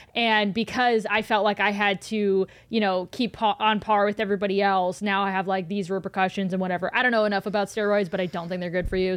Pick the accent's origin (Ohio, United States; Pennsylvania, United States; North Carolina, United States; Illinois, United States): Ohio, United States; Cleveland; moved away as an adult; I grew up in Cleveland, and I I haven't lived in Cleveland since I was 18